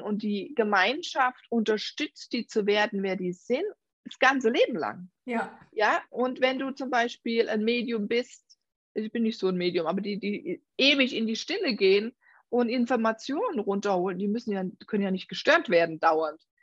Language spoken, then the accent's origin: German; Germany; Unsere deutsche Sprache